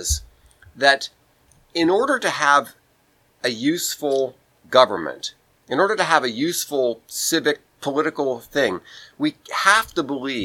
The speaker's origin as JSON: {"language": "English", "country": "United States", "said": "we in the United States"}